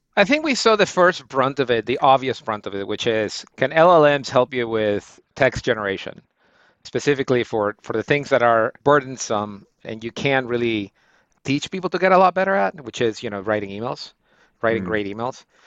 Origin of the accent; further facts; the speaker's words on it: Guayaquil, Guayas, Ecuador; moved away as an adult; now in United States; I'm from uh, Guayaquil, Ecuador. It's uh, it's it's a portal town